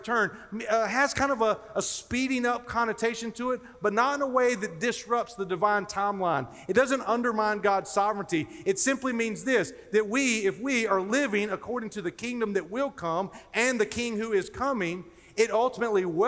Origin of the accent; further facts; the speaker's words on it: North Carolina, United States; I grew up in North Carolina, as Dr. Whitfield referenced, and I actually grew up down near the coast